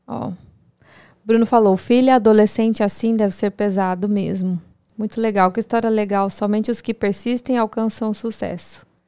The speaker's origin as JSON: {"language": "Portuguese", "country": "Brazil", "moved": "yes", "lives_now": "United States", "said": "a gente, como brasileiro"}